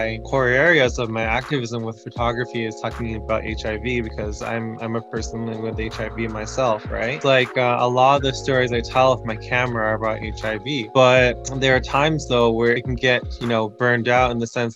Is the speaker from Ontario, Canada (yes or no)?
yes; Toronto, Ontario, Canada; also born or lived in Kenya; I'm from Toronto, but I currently work half a year in Kenya